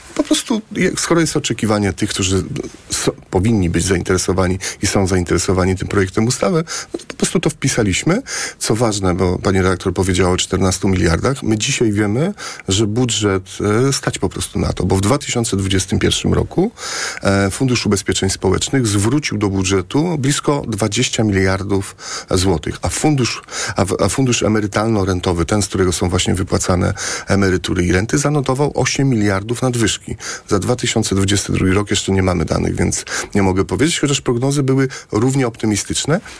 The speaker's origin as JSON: {"language": "Polish", "town": "Płock", "region": "Masovian Voivodeship", "country": "Poland", "said": "Ja jestem e, e płotczaninem. U mnie w Płocku"}